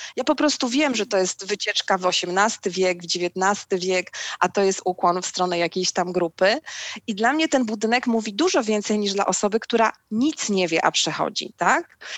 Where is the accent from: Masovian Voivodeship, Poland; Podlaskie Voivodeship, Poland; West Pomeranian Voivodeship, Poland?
West Pomeranian Voivodeship, Poland; Szczecin; also born or lived in Wrocław; wychowałam się w Szczecinie